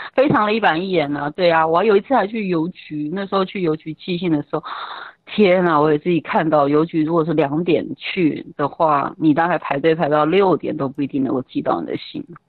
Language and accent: Chinese; Taiwan; moved away as an adult; also born or lived in France; 台湾人群还是常会被